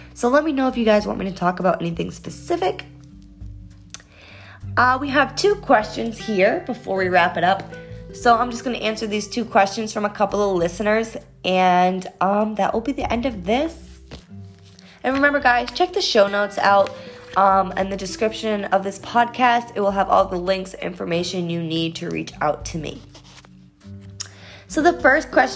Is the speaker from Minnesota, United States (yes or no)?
no; Beverly, Massachusetts, United States; I grew up in Massachusetts. I was born in Beverly, Massachusetts